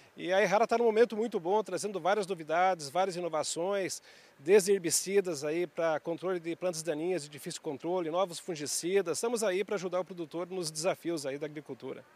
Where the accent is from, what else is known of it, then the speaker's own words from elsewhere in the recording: Piraí do Sul, Paraná, Brazil; moved away; also born or lived in Ponta Grossa; eu sou de Piraí do Sul, no Paraná, sou engenheiro agrônomo, formado em Ponta Grossa